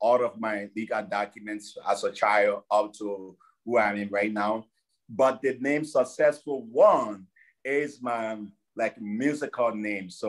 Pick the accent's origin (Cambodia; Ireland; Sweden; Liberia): Liberia; now in Fargo, United States; And I'm a Liberian. Most people think I'm Nigerian. No, I'm not. I'm a Liberian. And I hail from Liberia